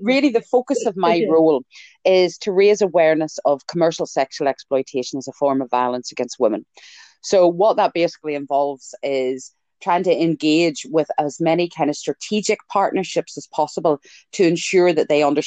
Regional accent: Ireland; I'm Irish, it's genetic.

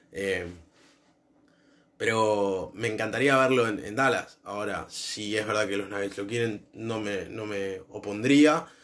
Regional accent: Argentina; Nosotros porque somos argentinos

